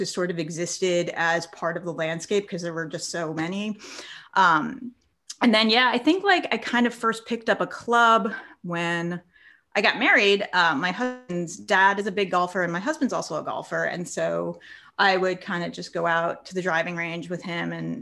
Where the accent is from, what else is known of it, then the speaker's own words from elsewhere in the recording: North Shore of Long Island, New York, United States; I grew up on the North Shore of Long Island